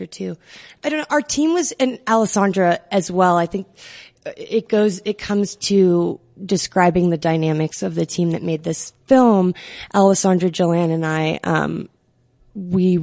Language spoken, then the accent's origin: English; Chattanooga, Tennessee, United States; now in Santa Fe, United States; I'm from Chattanooga, Tennessee